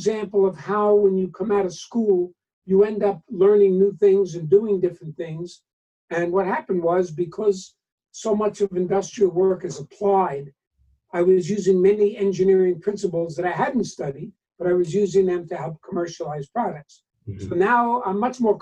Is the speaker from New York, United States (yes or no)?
yes; New York, United States; moved away as an adult; also born or lived in New Jersey; I'm from New York originally